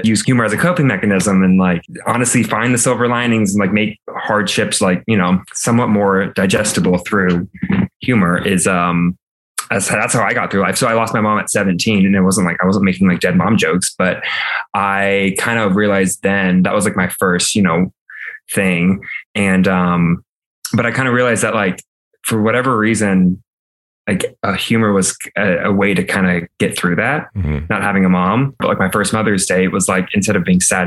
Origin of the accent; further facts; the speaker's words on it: Alabama, United States; moved away as an adult; now in Los Angeles, United States; I'm a 26 flaming homosexual living in Los Angeles. I am from Alabama.